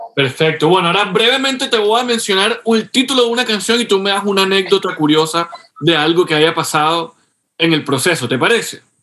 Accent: Colombia; compatriota tuyo colombiano

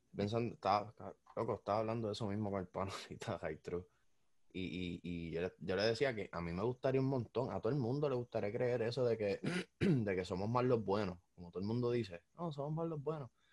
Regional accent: Puerto Rico; uno como puertorriqueño

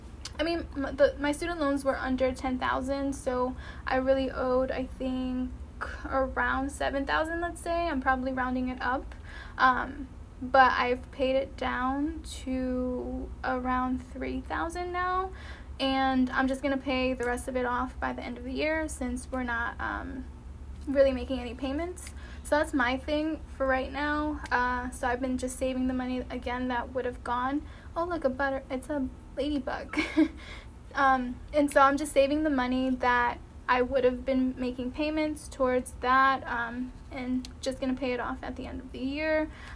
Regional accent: East Coast, United States; But you gotta think where I'm from. So I'm from the East Coast, like New York is right there.

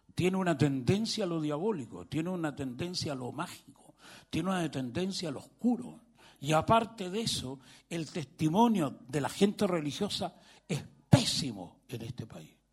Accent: Chile; vengo de Chile

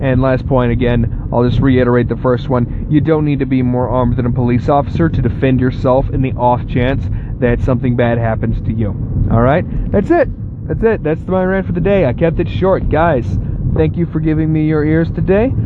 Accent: Texas, United States; now in Ohio, United States; I was born and mostly raised in Texas, where I grew up

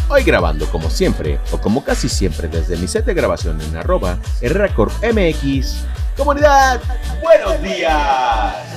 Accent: Lerdo de Tejada, Veracruz, Mexico; Yo soy nacido en Ciudad Lerdo de Tejada, Veracruz, en la bella, en la hermosa República Mexicana

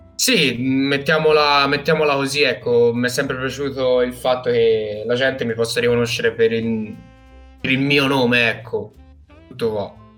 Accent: Prato, Tuscany, Italy; vengo da Prato, eh, Toscana

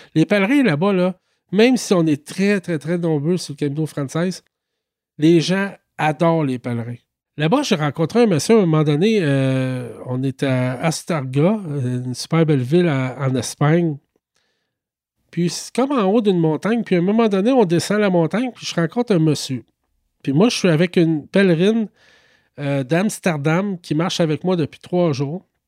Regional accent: Quebec, Canada; je viens du Québec

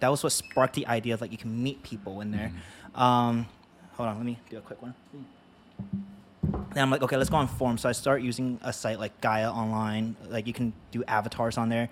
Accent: New York, United States; also born or lived in Hong Kong; I was born in Hong Kong, 1997. And then in 2005, my mom and I came here to America. So the first place I landed was in New York. Lower East Side, New York

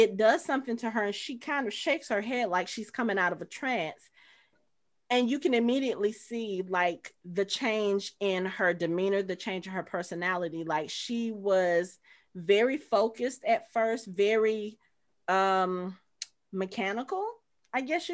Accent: United States; I'm American

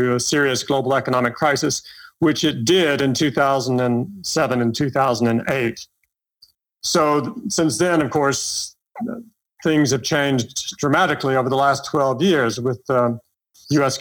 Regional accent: Kentucky, United States; moved away as an adult; also born or lived in Hong Kong / Asia / Washington / London; I grew up in Kentucky and went to Vanderbilt.

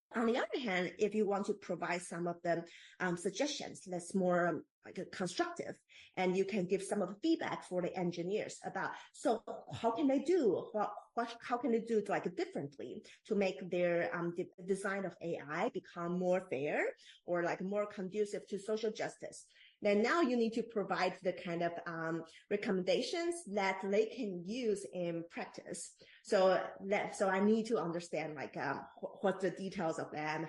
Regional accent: Taiwan; moved away as an adult; now in Bay Area, United States; I am born and raised in Taiwan

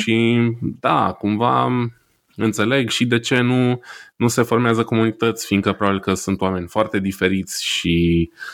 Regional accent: Romania; now in Heilbronn, Germany; noi, poate ca români

